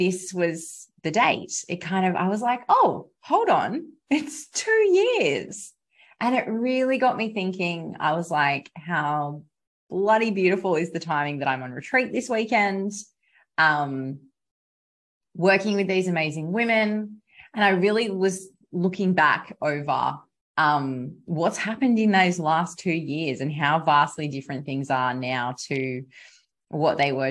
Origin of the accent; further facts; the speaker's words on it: South West Rocks, New South Wales, Australia; here in my hometown. Of Southwest Rocks in New South Wales, Australia.